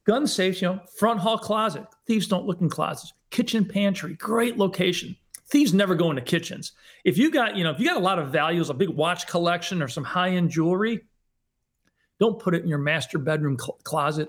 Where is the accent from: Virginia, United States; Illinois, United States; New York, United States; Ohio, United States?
New York, United States; Western; moved away; also born or lived in Hollywood; I grew up in Western New York, um, from a, uh, just basic middle class family